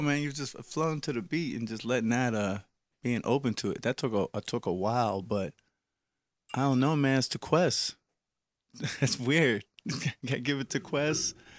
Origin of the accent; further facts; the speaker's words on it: Wilkinsburg, Pennsylvania, United States; I was from Wilkinsburg